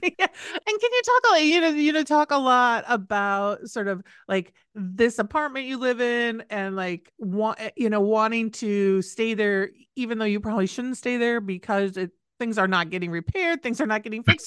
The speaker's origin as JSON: {"language": "English", "region": "Midwest", "country": "United States", "tie": "born or raised there", "said": "I grew up in the Midwest"}